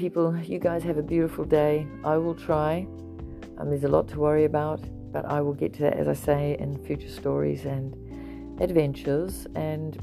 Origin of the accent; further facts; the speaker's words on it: South Africa; I grew up in South Africa